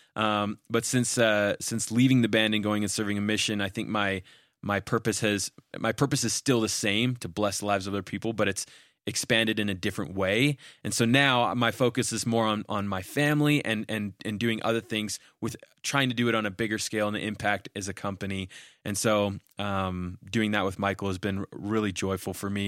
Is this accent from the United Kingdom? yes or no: no; Canada; moved away as an adult; also born or lived in Utah; I'm a Canadian citizen, but at the time, I only had a visa to attend school